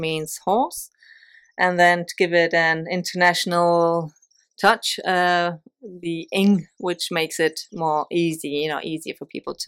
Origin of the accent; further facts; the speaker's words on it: Malaga, Andalusia, Spain; moved away as an adult; also born or lived in Denmark / Barcelona; now in Castellbisbal, Spain; I was born in Denmark, and my parents decided that the south of Spain would be wonderful to raise children. So we took to Malaga, and I was barely 3 years old. So I've lived in Malaga most of my life